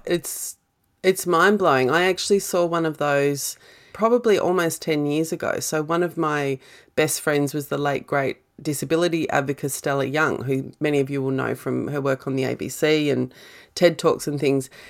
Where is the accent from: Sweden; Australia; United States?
Australia; being Australian